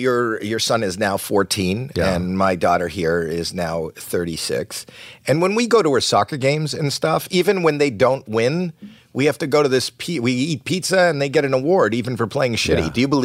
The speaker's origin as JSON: {"language": "English", "town": "Toronto", "region": "Ontario", "country": "Canada", "moved": "yes", "said": "I'm from Canada"}